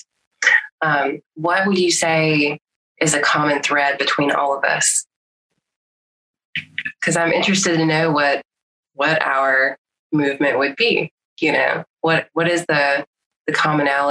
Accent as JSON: {"language": "English", "region": "Mississippi", "country": "United States", "said": "I come from a place that didn't have internet for a long, long time. And, you know, as I've gotten older, I just steadily keep moving further and further north, to the point where I'm almost out of Mississippi"}